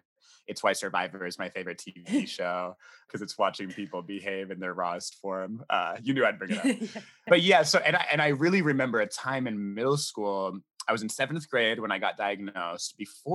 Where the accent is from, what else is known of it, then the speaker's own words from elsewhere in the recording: North Carolina, United States; also born or lived in England; No, I'm from all over. I was born in England. My parents like moved all over the States. My parents were missionaries. So we did a lot of like moving around when I was young. But I went to high school in North Carolina.